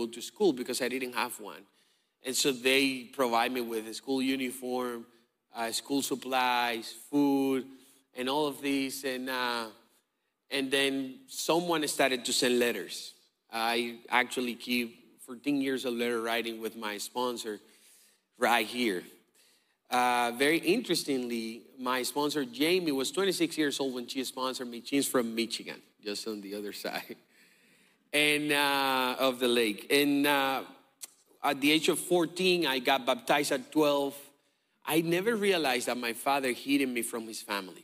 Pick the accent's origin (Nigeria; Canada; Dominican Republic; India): Dominican Republic; moved away; I'm from the Dominican Republic